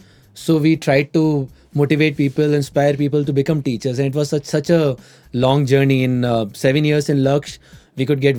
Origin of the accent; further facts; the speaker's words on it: Indore, Madhya Pradesh, India; moved away; I hail from a place called Indore in Madhya Pradesh.